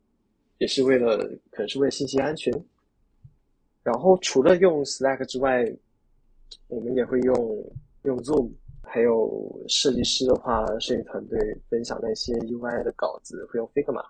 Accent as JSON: {"language": "Chinese", "country": "China", "said": "就你知道我们中国人的英语，很多人都是哑巴英语嘛，就可能口语会是我们的弱项"}